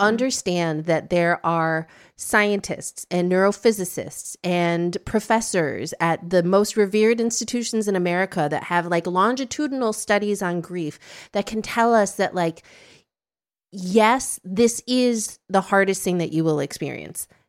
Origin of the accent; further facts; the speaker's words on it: Midwest, United States; now in Brooklyn, United States; I grew up in the Midwest and I have some very Midwestern tendencies